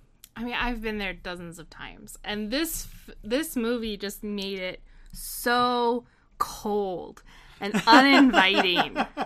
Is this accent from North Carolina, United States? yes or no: yes; Asheville, North Carolina, United States; Seeing as I grew up on and near the Biltmore, on it.